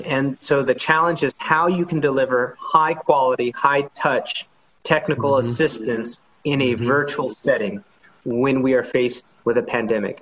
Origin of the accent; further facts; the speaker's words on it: Oakland, California, United States; also born or lived in San Francisco / San Leandro; I was born in San Francisco, but spent most of my upbringing in Oakland and um, San Leandro in the East Bay.